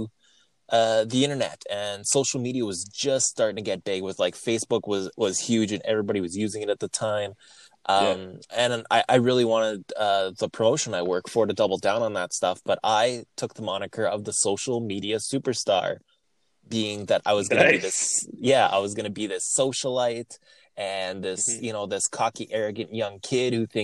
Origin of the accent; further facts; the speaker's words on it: Winnipeg, Manitoba, Canada; I'm from Winnipeg. That's Winnipeg, Manitoba, Canada